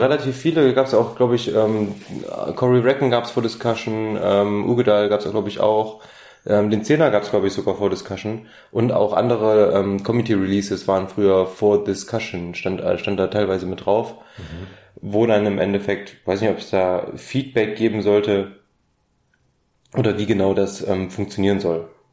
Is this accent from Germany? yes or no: yes; Germany; bei uns in Deutschland